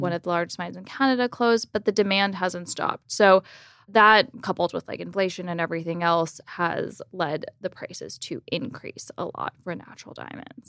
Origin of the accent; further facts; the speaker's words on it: Miami Beach, Florida, United States; grew up in Miami Beach, Florida